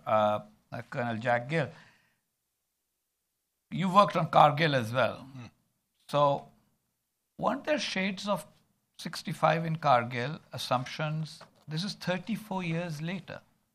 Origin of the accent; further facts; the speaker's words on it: Pakistan; I am a Pakistani. I care about Pakistan. I also care about the Pakistani military. It is the military of the country that I come from.